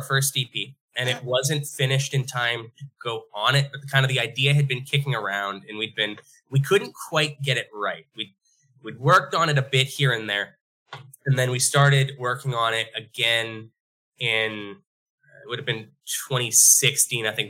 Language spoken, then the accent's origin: English; Bonnyville, Alberta, Canada; now in Edmonton, Canada; FKB was the name of a bar in our hometown. So we came from Bonnyville, Alberta